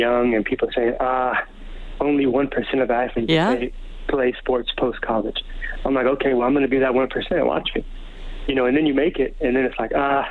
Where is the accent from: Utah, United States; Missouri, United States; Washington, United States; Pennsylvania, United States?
Washington, United States; Seattle; moved away as an adult; now in Edmonton, Canada; I grew up 3 hours south of the Canadian border in Seattle